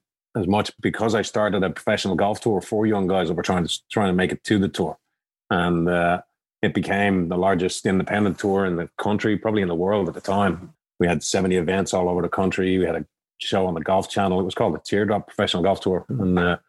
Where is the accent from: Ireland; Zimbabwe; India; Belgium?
Ireland; Dublin, Leinster; moved away as an adult; now in United States; I grew up in Dublin, Ireland